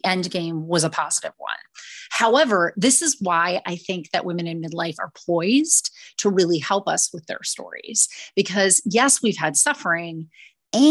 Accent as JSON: {"language": "English", "region": "Minnesota", "country": "United States", "tie": "born or raised there", "said": "I was born and raised in Minnesota"}